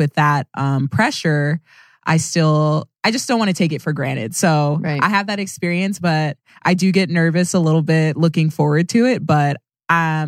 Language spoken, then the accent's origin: English; Sugar Land, Texas, United States; I've lived here my whole life. It's my hometown